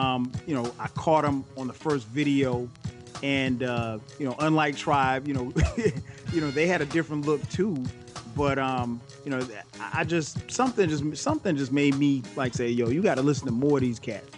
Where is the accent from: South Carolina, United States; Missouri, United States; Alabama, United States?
South Carolina, United States; Florence; Went to Ray's Records right there in my hometown, Florence, South Carolina.